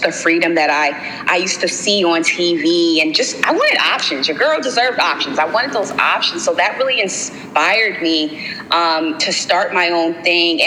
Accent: Baltimore, Maryland, United States; I'm from Baltimore

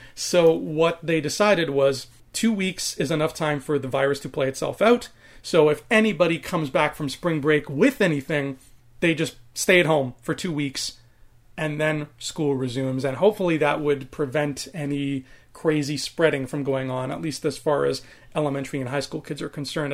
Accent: Canada; I'm a homegrown Canadian boy, even though my background is Maltese and Italian. I was born in Canada.

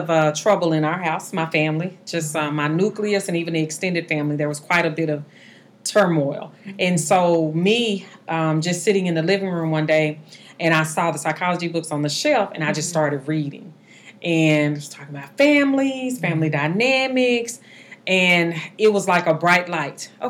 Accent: Dallas, Texas, United States; also born or lived in Arlington, Texas; now in Mansfield, United States; I grew up in Dallas, Texas. I live in uh, Mansfield now. We've been out here um, for about 15 years.

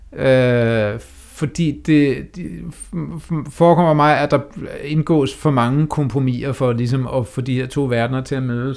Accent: Denmark; man som dansker skal udtrykke sig på engelsk

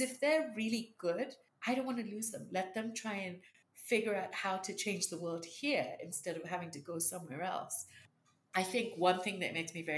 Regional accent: Kenya; moved away as an adult; also born or lived in United States; When I was growing up, you know, Indians were very, very deliberately targeted, and wasn't a great time to be an Indian in Kenya

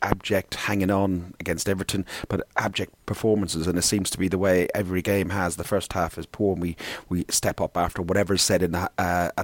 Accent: Ireland; I'm Irish

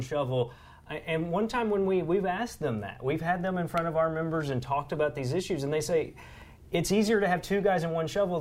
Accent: Southeast Missouri, United States; I grew up in Southeast Missouri

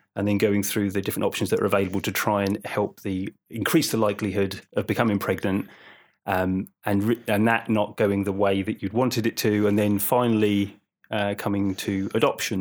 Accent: Suffolk, East of England, United Kingdom; I lived in Suffolk, growing up in Suffolk

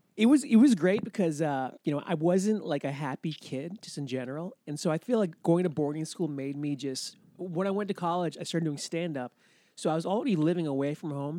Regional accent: Laconia, New Hampshire, United States; moved away; I was brought up in Laconia, which is kinda like, you know, middle New Hampshire

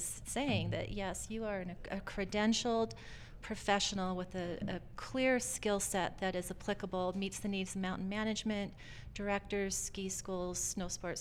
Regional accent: the Northwest, Pacific Northwest, United States; I am from the Northwest. I've been in the Northwest for many years.

